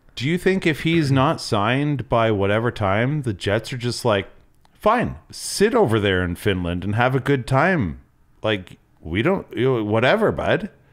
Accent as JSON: {"language": "English", "region": "the Maritimes", "country": "Canada", "tie": "born or raised there", "said": "growing up in the Maritimes"}